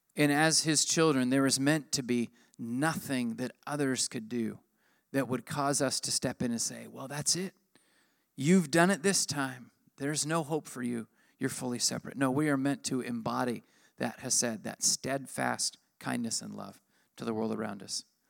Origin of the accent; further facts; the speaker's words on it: United States; I'm American